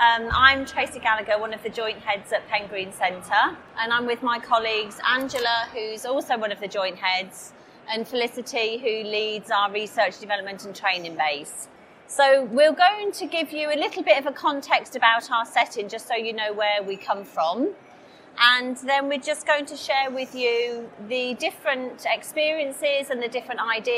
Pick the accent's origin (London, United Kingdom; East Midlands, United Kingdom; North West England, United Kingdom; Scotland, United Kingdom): East Midlands, United Kingdom; Corby; we are from Corby in Northamptonshire, right in the middle of the country. The population of our town is about 68,000, but it's massively increasing.